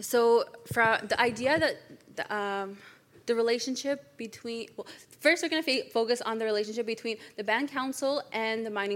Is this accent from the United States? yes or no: no; Iwishchi, Quebec, Canada; now in Ottawa, Canada; I'm from Iwishchi